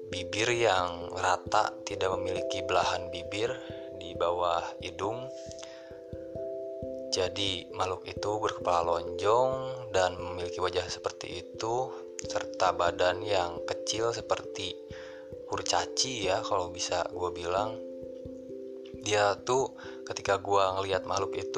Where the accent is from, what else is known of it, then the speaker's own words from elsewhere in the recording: Bandung, West Java, Indonesia; karena gue kebetulan sebenarnya gue orang Sunda orang Bandung